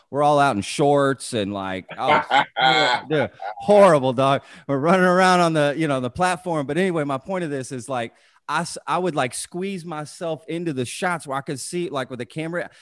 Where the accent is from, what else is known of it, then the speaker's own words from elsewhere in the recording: Dallas, Texas, United States; I went to high school in Texas too. I'm from the Dallas area